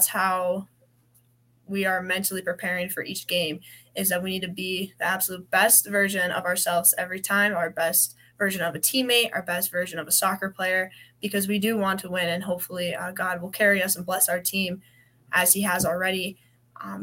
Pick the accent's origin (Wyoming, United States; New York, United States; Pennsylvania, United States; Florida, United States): Wyoming, United States; moved away; I'm from Wyoming